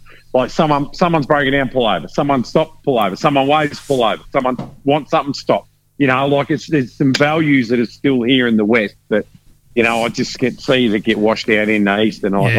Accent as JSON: {"language": "English", "region": "Victoria", "country": "Australia", "tie": "born or raised there", "lives_now": "Western Australia, Australia", "said": "When I like daylight savings, I'm from Victoria, right? So, yeah, grew up in Gippsland, exactly, right?"}